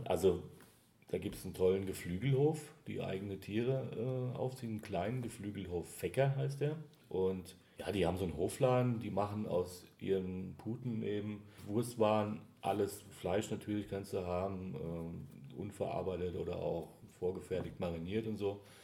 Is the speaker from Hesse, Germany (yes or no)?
yes; Hesse, Germany; accent: Hessian; now in Heilbronn, Germany; man hört mein Hessisch immer noch ein bisschen